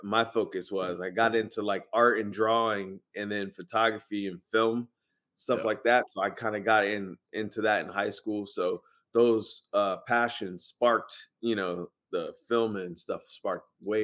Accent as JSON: {"language": "English", "region": "Virginia", "country": "United States", "tie": "born or raised there", "moved": "as an adult", "lives_now": "Los Angeles, United States", "said": "I grew up in Virginia."}